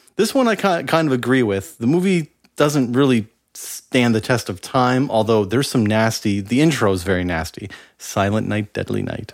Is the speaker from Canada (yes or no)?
yes; Canada; as a Canadian